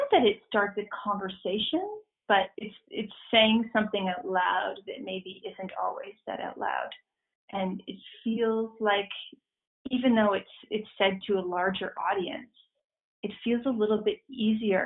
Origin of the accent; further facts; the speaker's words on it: Ontario, Canada; I grew up in Ontario, in a small town just outside of Toronto.